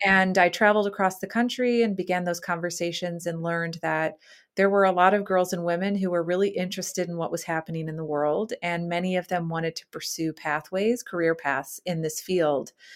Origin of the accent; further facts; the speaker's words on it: Chicago, Illinois, United States; moved away as an adult; my hometown, which is Chicago